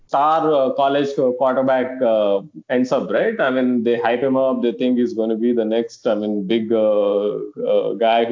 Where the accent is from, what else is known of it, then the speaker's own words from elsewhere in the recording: India; also born or lived in Hyderabad; now in United States; growing up in India